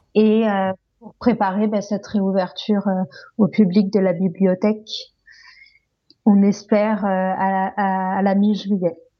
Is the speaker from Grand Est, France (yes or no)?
no; Corsica, France; now in Paris, France; rentrer en Corse étant donné que je suis corse